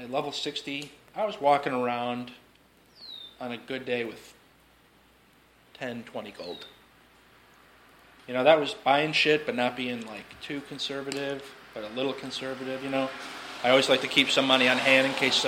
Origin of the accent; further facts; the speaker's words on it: Chicago, Illinois, United States; We're from Chicago.